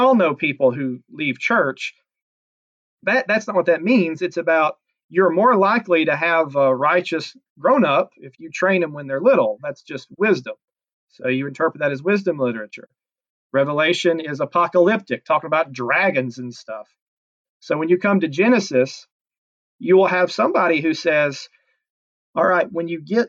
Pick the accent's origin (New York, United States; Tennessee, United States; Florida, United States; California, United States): Tennessee, United States; Chattanooga; now in Cartersville, Georgia, United States; So I'm from Chattanooga, Tennessee. I grew up going to a church called Woodland Park Baptist Church